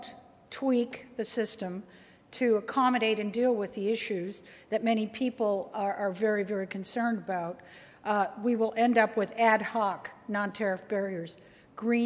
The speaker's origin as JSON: {"language": "English", "country": "Canada", "also_born_or_lived": "United States", "said": "as a Canadian, cold country"}